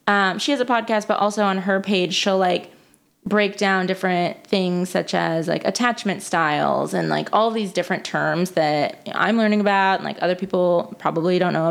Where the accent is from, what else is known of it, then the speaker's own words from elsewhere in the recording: Midwest, United States; also born or lived in West Coast; now in New York, United States; I'm from the Midwest, but then I was on the West Coast. Now I'm on the East Coast in New York specifically.